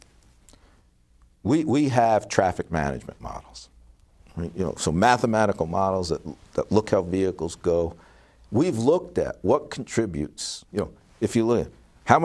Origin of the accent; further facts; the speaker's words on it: New York City, New York, United States; now in Detroit, United States; I'm from New York City originally, before I moved to Motown. My nuclear family's still there